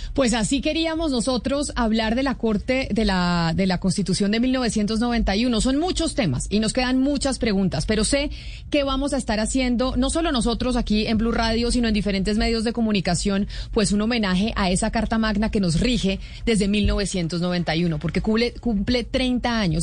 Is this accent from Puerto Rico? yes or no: no; Colombia; nuestro país